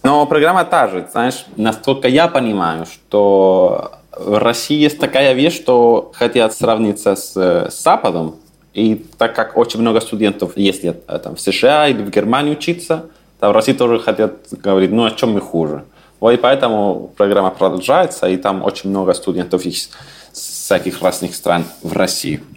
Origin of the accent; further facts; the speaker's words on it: Santiago, Santiago Metropolitan Region, Chile; first language Spanish; Russian is a second language; moved away as an adult; also born or lived in Saint Petersburg, Russia; now in Vienna, Austria; Я родился в Чили, э, в столице, это Сантьяго